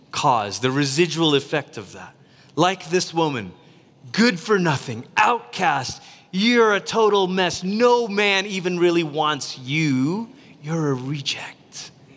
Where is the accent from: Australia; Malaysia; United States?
Malaysia; Growing up in Malaysia